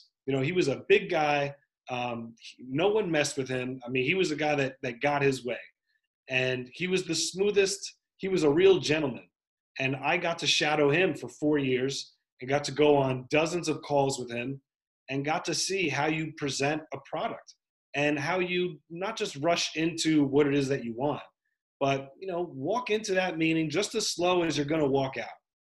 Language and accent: English; New York, United States; Sure, I grew up in Westchester County, which is a nice part of New York, but I spent more time in the South Bronx